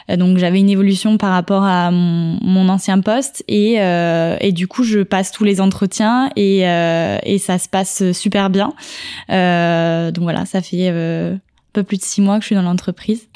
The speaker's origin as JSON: {"language": "French", "region": "Normandy", "country": "France", "moved": "yes", "lives_now": "Paris region, France", "said": "je suis normande"}